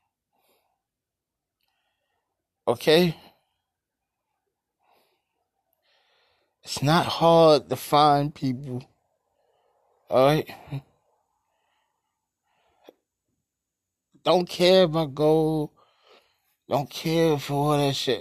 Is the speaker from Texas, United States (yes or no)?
no; New York City, New York, United States; I am from Brooklyn